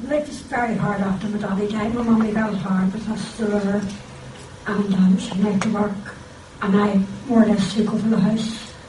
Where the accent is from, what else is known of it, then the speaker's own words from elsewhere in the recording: Belfast, Northern Ireland, United Kingdom; I grew up on Argyll Street, and I went to Ashmore Street School, then from there to Argyll Street, and then from there to Glencairn.